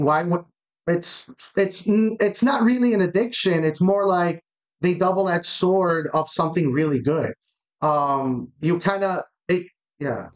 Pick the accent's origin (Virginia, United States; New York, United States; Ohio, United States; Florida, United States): Florida, United States; Miami; I'm from Miami